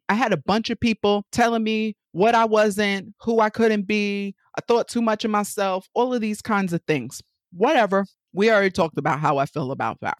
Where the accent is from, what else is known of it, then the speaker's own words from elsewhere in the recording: New York, United States; accent: New York; moved away as an adult; also born or lived in Connecticut; Just in case you haven't caught the accent by now, I'm from New York, born and raised